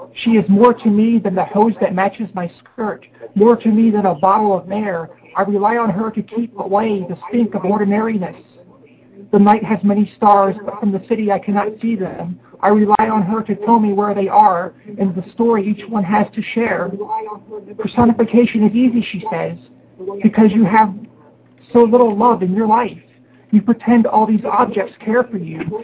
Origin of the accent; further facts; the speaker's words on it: Harrisburg, Pennsylvania, United States; now in Takoma Park, United States; I'm living in Tacoma Park, Maryland right now, but I am from Harrisburg, Pennsylvania initially.